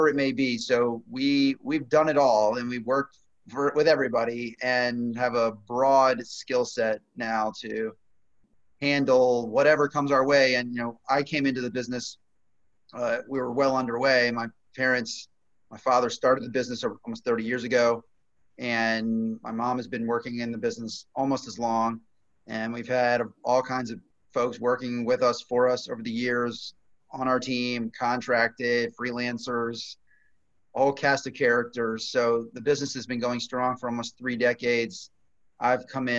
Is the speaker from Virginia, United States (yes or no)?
yes; Virginia Beach, Virginia, United States; also born or lived in Washington, D.C. / Maryland; from Virginia Beach, local Kempsville High, UVA for undergrad